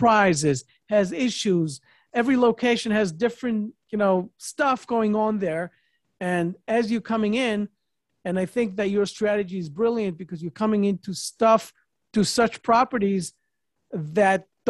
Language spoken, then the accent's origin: English; New York, United States; moved away; I'm also a New Yorker, not in New York right now, but a New York person